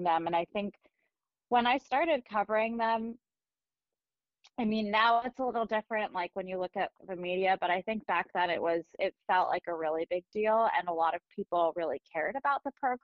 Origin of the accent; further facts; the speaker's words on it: Andover, Massachusetts, United States; I was born in Massachusetts, and I actually grew up in Andover